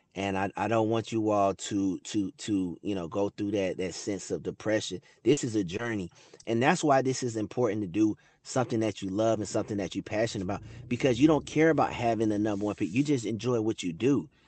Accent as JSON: {"language": "English", "town": "Atlanta", "region": "Georgia", "country": "United States", "tie": "born or raised there", "said": "growing up in Atlanta"}